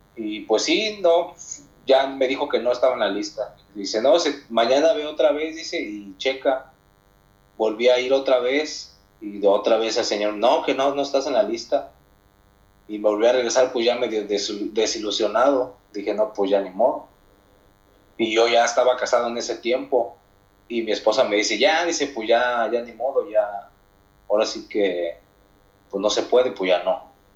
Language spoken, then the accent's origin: Spanish; Mexico; yo soy de México